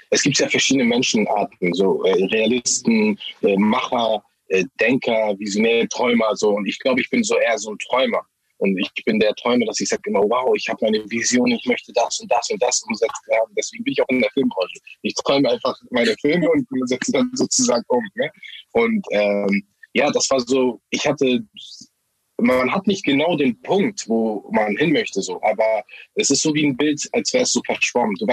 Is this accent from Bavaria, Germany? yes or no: no; Harburg, Hamburg, Germany; ich bin aus Harburg. Harburg ist so ein bisschen ein Brennpunkt